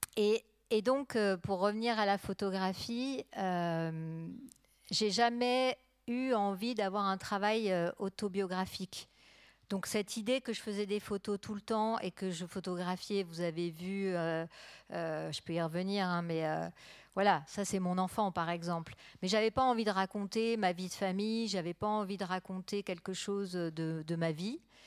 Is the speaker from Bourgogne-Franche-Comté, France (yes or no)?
yes; Burgundy, Bourgogne-Franche-Comté, France; now in Arles, France; je viens de Bourgogne